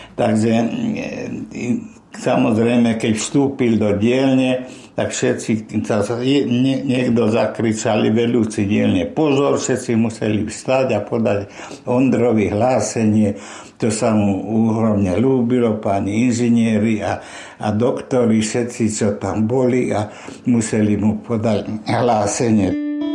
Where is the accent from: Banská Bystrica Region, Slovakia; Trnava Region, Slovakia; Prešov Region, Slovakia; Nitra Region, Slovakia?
Nitra Region, Slovakia; Nitra; also born or lived in Topoľčany / Nové Zámky; Vyrastal som v mimoriadne šťastnej rodine, to znamená moje detstvo, prežité, hlavne v Nitre, bolo veľmi šťastné